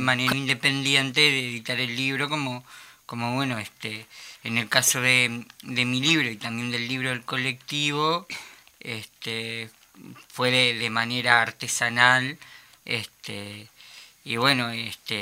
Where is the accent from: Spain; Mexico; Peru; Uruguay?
Uruguay; Montevideo; moved away as an adult; now in Salinas, Uruguay; Soy oriundo de Montevideo, el barrio obrero como la Teja, Pero, pero ahora estoy viviendo en, en la costa hace ya varios años